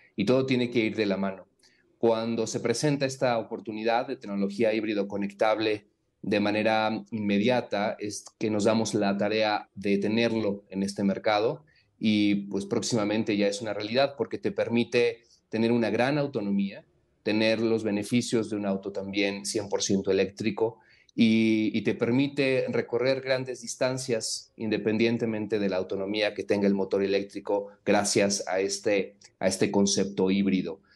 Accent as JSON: {"language": "Spanish", "country": "Mexico", "said": "esta pasión que tenemos como mexicanos"}